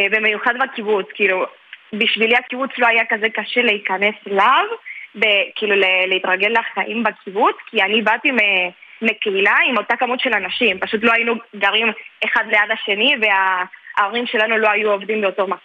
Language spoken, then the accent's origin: Hebrew; Córdoba, Argentina; now in Israel; אני גדלתי בקורדובה, בקורדובה.